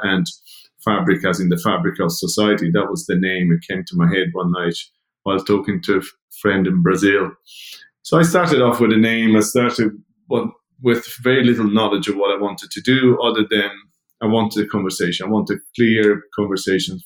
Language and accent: English; Italy; now in Dublin, Ireland; Growing up in Italy 50 years ago or so, I was always a community-based person